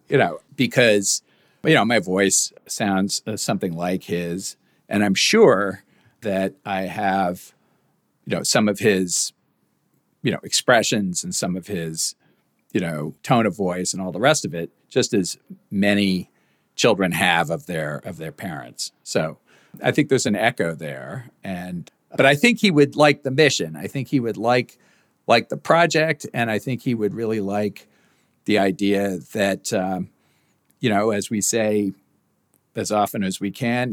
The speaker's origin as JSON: {"language": "English", "country": "United States", "said": "as an American"}